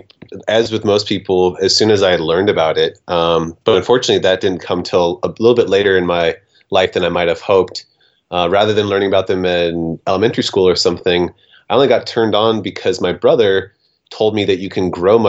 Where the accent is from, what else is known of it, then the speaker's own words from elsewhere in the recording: Portland, Oregon, United States; I am in my hometown of Portland, Oregon